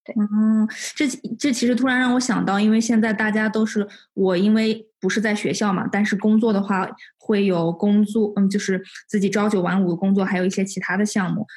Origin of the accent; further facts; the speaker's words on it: Xining, Qinghai, China; 我来自青海西宁